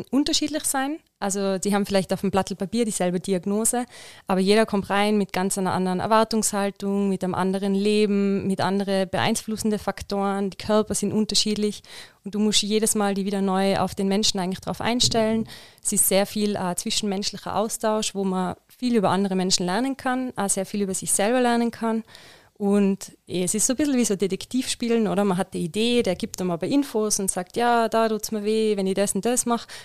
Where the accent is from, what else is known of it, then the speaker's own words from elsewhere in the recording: Innsbruck, Tyrol, Austria; Ähm, also ich bin aus Innsbruck. Ich habe in Innsbruck Physiotherapie studiert